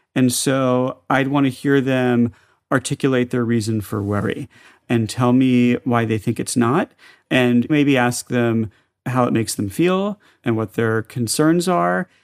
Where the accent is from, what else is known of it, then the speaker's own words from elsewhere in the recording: the South, United States; moved away; I grew up in the South as the only Jewish kid in school